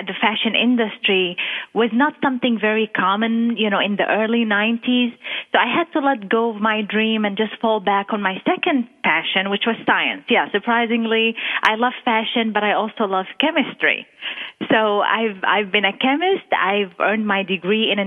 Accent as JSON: {"language": "English", "country": "Qatar", "tie": "born or raised there", "also_born_or_lived": "Jerusalem", "moved": "as an adult", "lives_now": "Texas, United States", "said": "my roots are from Jerusalem, the Holy Land, but I was born and raised in the Arabian Gulf area, Qatar. That's where I was raised, and I spent the first 21 years of my life"}